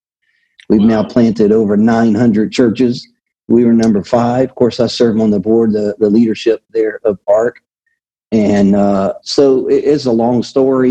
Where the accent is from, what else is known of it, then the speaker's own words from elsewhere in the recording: Louisiana, United States; moved away as an adult; I am originally from Louisiana